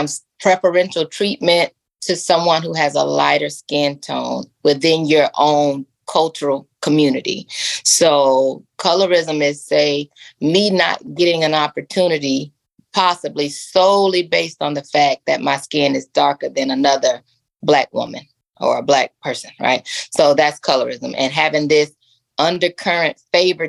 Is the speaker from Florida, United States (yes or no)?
yes; Tampa, Florida, United States; moved away as an adult; now in Atlanta, United States; I'm from Tampa. I moved to Atlanta in 2018.